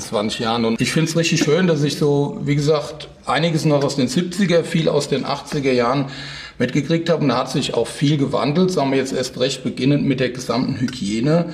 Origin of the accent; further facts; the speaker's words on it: Rheingau, Hesse, Germany; so einen kleinen Winzerbub aus dem Rheingau